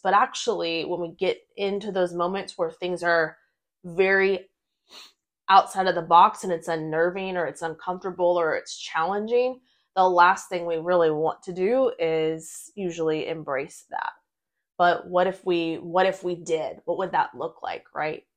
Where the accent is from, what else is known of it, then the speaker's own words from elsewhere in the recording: United States; we were both born and raised in the United States